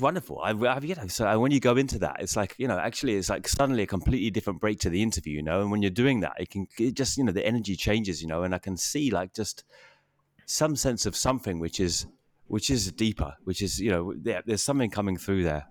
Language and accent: English; England, United Kingdom